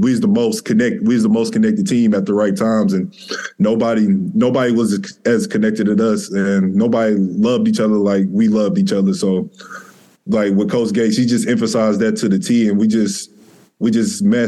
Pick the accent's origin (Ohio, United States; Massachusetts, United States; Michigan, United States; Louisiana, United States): Michigan, United States; Detroit; I grew up in Detroit